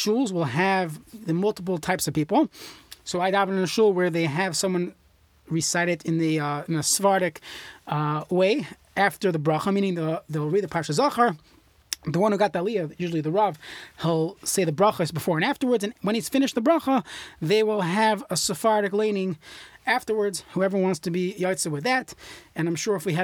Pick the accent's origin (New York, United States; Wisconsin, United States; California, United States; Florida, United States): New York, United States; growing up in New York